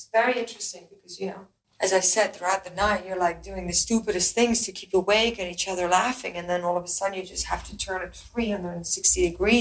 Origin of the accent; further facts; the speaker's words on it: Belgium; moved away; I'm from Belgium.